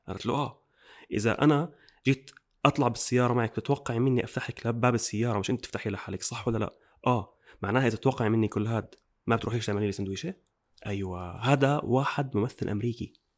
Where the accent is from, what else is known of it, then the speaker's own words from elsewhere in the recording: Jordan; احنا عندنا بالاردن